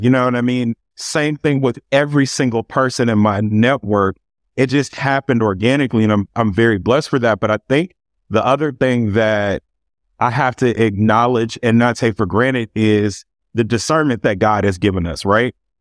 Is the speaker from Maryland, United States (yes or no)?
no; Los Angeles, California, United States; also born or lived in Carson, California; grew up right here in Los Angeles, California, um, initially in South Central, um, and we eventually moved to Carson, California, um, when I was a kid